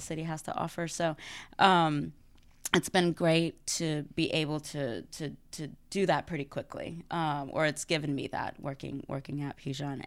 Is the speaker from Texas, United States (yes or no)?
yes; Dallas, Texas, United States; moved away as an adult; now in New Orleans, United States; I am originally from Dallas